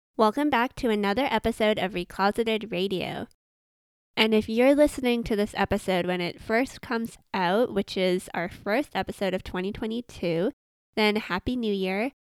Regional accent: Vancouver, British Columbia, Canada; I'm from Vancouver, Canada

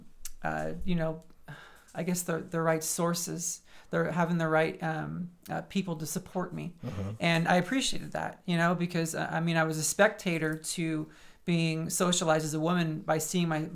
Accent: San Francisco area, California, United States; moved away as an adult; also born or lived in Manhattan, New York; now in Phoenix, United States; I grew up in the shadow of San Francisco.

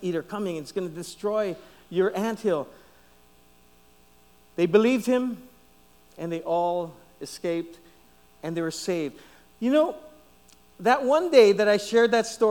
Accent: Guam; I was from Guam. I was from Guam

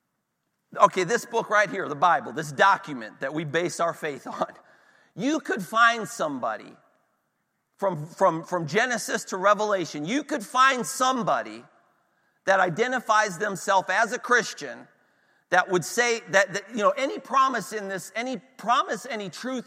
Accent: Northeast Ohio, United States; We're in, you know, Northwest Pennsylvania. I'm from Northeast Ohio

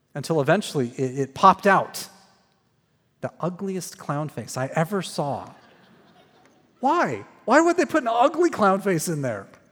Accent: Phoenix, Arizona, United States; moved away as an adult; also born or lived in Waco, Texas; I grew up in Phoenix, Arizona.

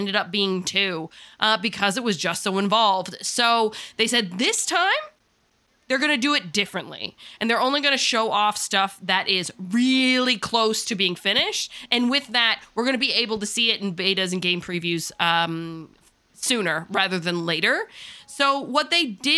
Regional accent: Newfoundland and Labrador, Canada

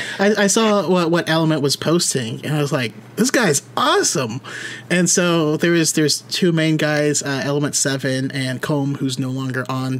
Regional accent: Roseville, California, United States; I grew up in Roseville. Super small town

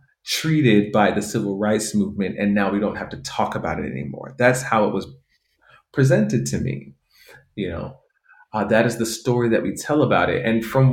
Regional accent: United States; growing up in the United States.

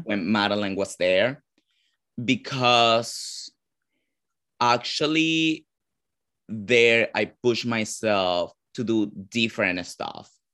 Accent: Caracas, Capital District, Venezuela; English is a second language; moved away as an adult; also born or lived in Ecuador / Nashville, Tennessee / New York; now in United States; I'm actually born and raised in Venezuela

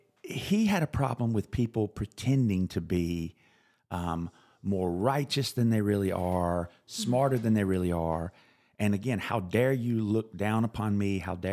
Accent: South Carolina, United States; I've felt it all my life when I was growing up in South Carolina.

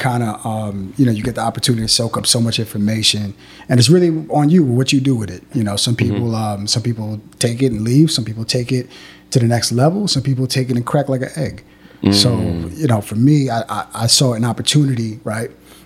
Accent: Long Island, New York, United States; I'm from Long Island

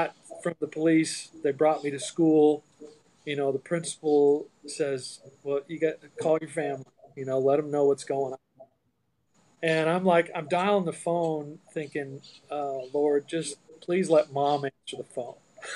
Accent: Iowa, United States; I grew up in Iowa

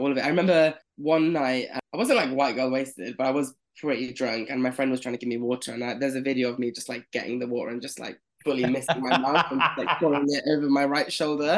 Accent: Leicester, East Midlands, United Kingdom; moved away as an adult; also born or lived in London; I'm from Leicester. From Leicester.

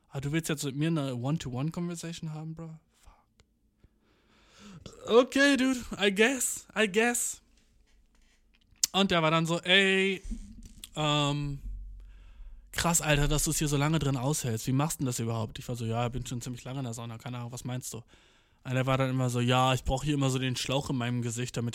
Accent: Göttingen, Lower Saxony, Germany; born there; ich habe gerade gesagt, ich bin in Göttingen geboren, ne?

